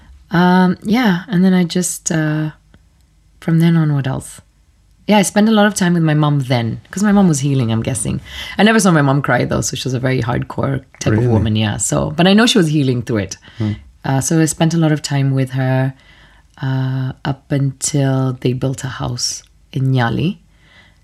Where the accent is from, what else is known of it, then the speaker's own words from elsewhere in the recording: Kenya; first language Swahili; English is a second language; now in Oman; I was this white kid that only spoke Swahili because nobody spoke to me German anymore once we got there.